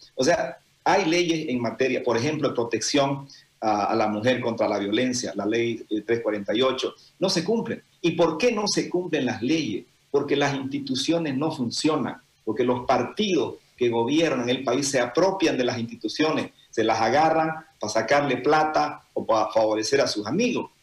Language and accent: Spanish; Santa Cruz, Bolivia; nosotros como cruceños